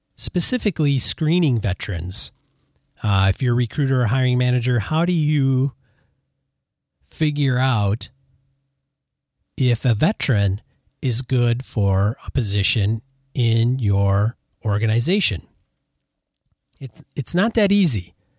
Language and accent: English; Madison, Wisconsin, United States; moved away as an adult; home, which is Madison, Wisconsin